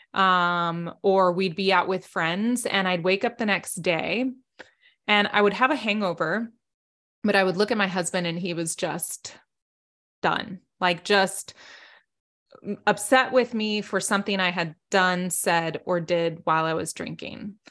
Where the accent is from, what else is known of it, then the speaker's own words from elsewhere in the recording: South Texas, United States; I grew up in South Texas